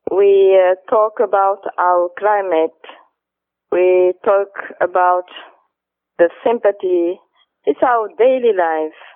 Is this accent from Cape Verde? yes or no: yes; São Vicente, Cape Verde; English is a second language; Cabo Verde is a nice country. Of course, it's my country. Cabo Verde is uh, uh, 10 islands and I am from Saint Vincent